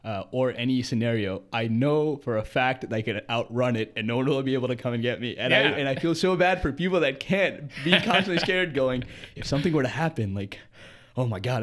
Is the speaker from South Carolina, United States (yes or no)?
yes; Columbia, South Carolina, United States; I am from Columbia, South Carolina. I spent most of my life here